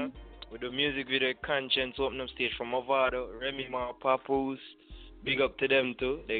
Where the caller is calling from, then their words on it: Staten Island, New York, United States; I'm calling from Staten Island, New York.